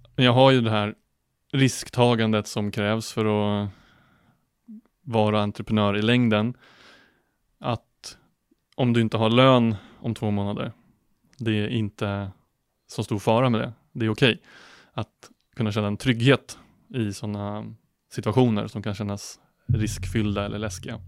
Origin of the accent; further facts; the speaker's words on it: outside Norrtälje, Stockholm County, Sweden; moved away as an adult; also born or lived in Linköping; född och uppvuxen utanför eh, Norrtälje, utanför Stockholm